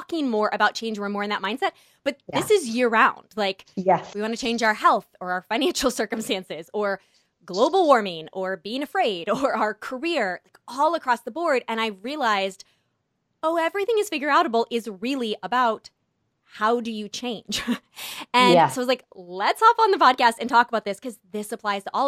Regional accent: California, United States; moved away; I grew up in California my whole life

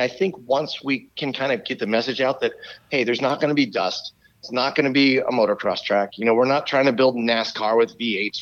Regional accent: Maryland, United States; I'm from Maryland.

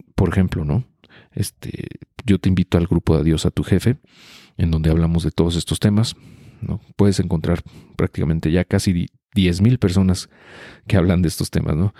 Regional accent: Mexico

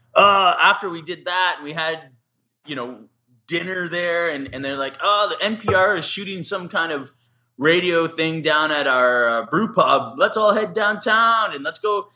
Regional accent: Canada; We're like, oh, Canada

